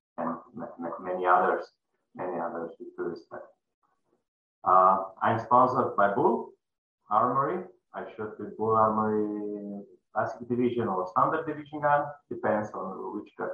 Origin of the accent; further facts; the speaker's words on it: Slovenia; I'm from Slovenia.